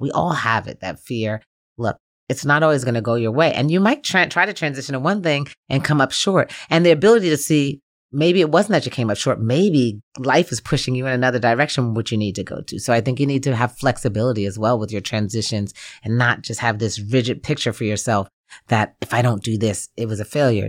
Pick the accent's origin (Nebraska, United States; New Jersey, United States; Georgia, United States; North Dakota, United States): New Jersey, United States; moved away as an adult; also born or lived in Gainesville, Florida; even though I was raised in New Jersey, Gainesville really is my home.